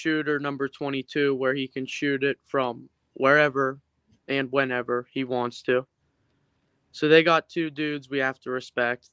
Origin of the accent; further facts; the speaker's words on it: Edinburg Road, near Bessemer, Pennsylvania, United States; I'm from Edinburgh Road